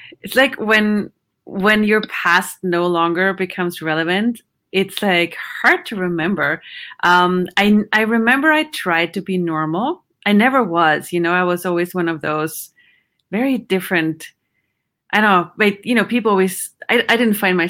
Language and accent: English; Vienna, Austria; English is a second language; moved away as an adult; also born or lived in Houston, Texas / Sweden; I grew up in Vienna, Austria.